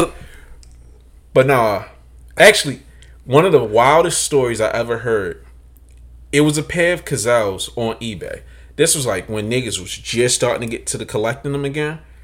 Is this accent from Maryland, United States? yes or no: yes; Baltimore, Maryland, United States; I'm from Baltimore